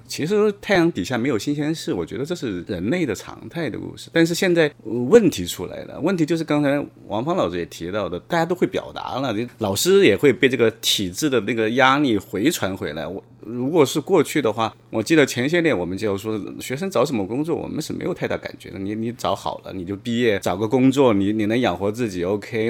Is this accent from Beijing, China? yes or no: no; Hubei, China; moved away as an adult; now in Shanghai, China; 我们在那个湖北省电信管理局签工作